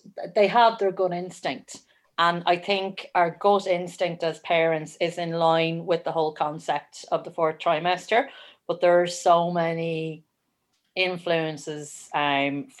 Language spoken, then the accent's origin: English; Wexford, Leinster, Ireland; now in Kildare, Ireland; I'm originally from Wexford and I live in Kildare.